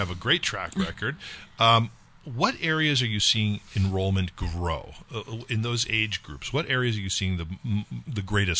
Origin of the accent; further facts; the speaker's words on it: California, United States; moved away; I grew up in California